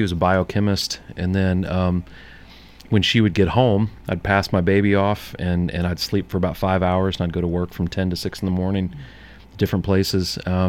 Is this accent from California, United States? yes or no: no; St. Louis, Missouri, United States; now in Murfreesboro, United States; Since I'm from St. Louis, I'm a huge Cardinals fan.